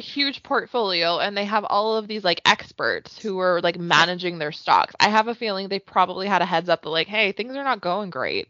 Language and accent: English; Canada; as a Canadian